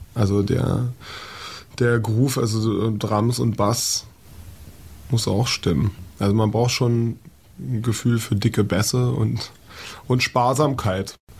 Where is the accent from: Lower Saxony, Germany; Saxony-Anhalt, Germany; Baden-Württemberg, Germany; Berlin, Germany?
Berlin, Germany; in Kreuzberg. Und da ist, ähm, ja, denkt man schon manchmal, ey, man muss ich mir das irgendwie antun, aber ja, es ist halt irgendwie meine Heimat.